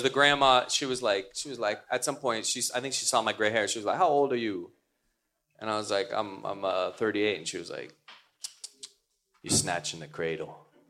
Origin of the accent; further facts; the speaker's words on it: New York, United States; Coming from New York, that was a real shocker.